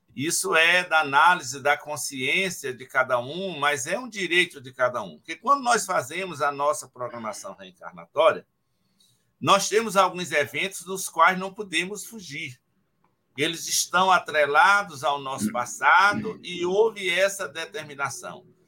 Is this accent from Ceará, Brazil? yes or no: yes; Ceará, Brazil; moved away; Na minha casa, meus pais foram 14 filhos lá no Ceará, naquele tempo. Eu sou décimo primeiro